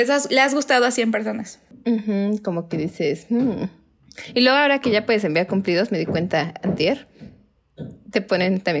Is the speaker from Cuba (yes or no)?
no; Cuernavaca, Morelos, Mexico; somos de Cuernavaca